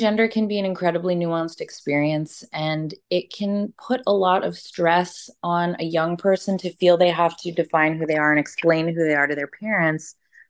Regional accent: Canada; in addition to me being Canadian as well.

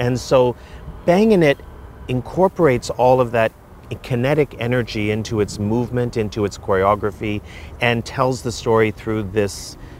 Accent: Canada; I'm Canadian born, but I have American citizenship, and my nationality is Canadian born, but I'm Japanese and I'm Chinese.

